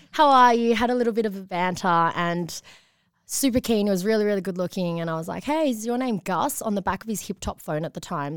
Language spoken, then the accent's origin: English; Patterson Lakes, Victoria, Australia; I was one of the only Chinese families growing up in that area